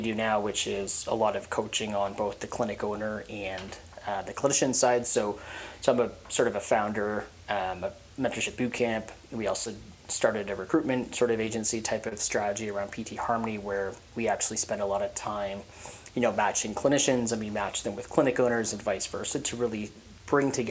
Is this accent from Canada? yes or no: yes; Hamilton, Ontario, Canada; I was born and raised in Hamilton, so, you know, why don't you just work in the clinic 5 minutes down the street from where you grew up